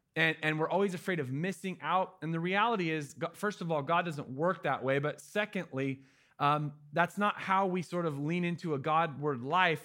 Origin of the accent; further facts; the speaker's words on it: Oregon, United States; My family's from Cali, but I'm from Oregon. I was born here.